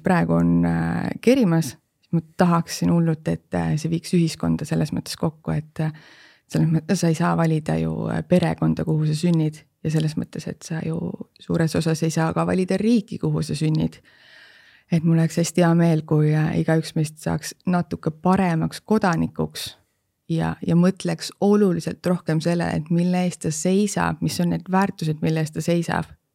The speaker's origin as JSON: {"language": "Estonian", "country": "Estonia", "said": "me oleme just eestlased"}